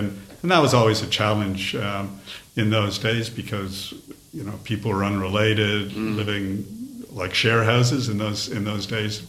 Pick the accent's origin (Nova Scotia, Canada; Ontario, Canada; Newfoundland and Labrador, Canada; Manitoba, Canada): Ontario, Canada; Toronto; now in Australia; I was born in Toronto, Canada, mm-hmm. and I grew up in the kind of inner city. My parents were immigrants from mm-hmm. Eastern Europe